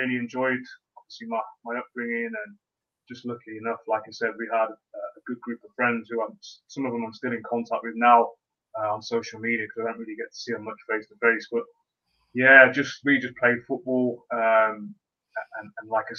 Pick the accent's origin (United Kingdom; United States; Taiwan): United Kingdom; Leamington Spa, West Midlands; I was born in Leamington, and the area, even the street, so to speak, that I was born on or grew up